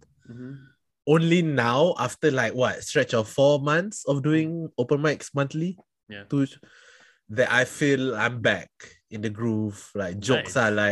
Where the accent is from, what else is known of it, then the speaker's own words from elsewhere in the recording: Singapore; I am from Singapore.